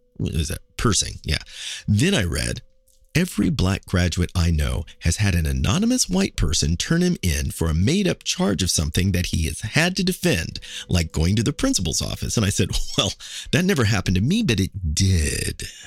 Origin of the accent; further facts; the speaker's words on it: Kansas City, Missouri, United States; now in New York, United States; my hometown is Kansas City